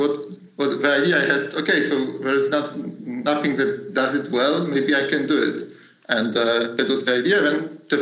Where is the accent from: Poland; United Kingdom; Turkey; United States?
Poland; moved away as an adult; also born or lived in Germany; I was working a bit far from my hometown. So I'm from Poland, and I was working in Germany